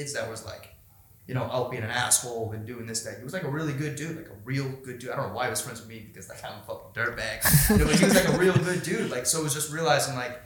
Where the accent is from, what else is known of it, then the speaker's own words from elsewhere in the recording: Boston, Massachusetts, United States; my hometown, dude, in UFC Boston